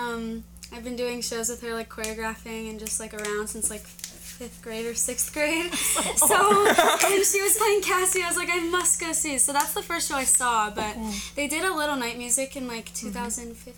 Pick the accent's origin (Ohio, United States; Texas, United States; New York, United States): Ohio, United States; Columbus; I'm from Columbus, Ohio